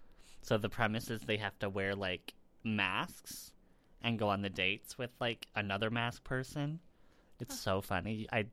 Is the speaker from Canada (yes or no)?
yes; Canada; I'm from Canada.